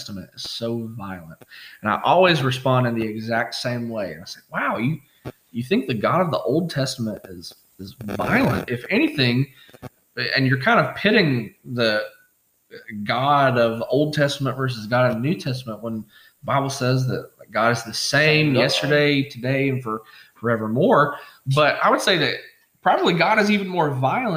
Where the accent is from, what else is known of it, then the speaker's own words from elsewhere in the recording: Pike County, Kentucky, United States; also born or lived in Lexington, Kentucky; I grew up in Pike County, grew up on Coon Creek